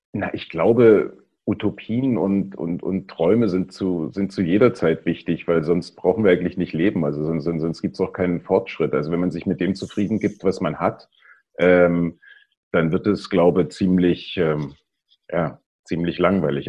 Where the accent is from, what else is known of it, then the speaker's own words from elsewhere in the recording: East Germany, Germany; ich bin ja äh, in der DDR aufgewachsen